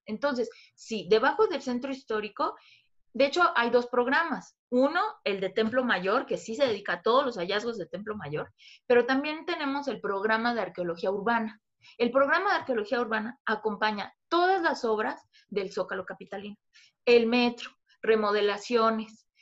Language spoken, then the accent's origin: Spanish; Mexico